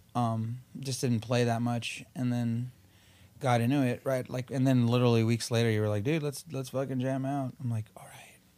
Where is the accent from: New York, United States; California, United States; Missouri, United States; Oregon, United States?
California, United States; Whittier; also born or lived in East Los Angeles; we moved from East L A to Whittier